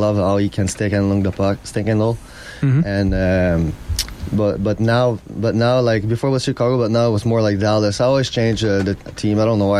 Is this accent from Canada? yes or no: yes; Montreal, Quebec, Canada; I'm from Montreal.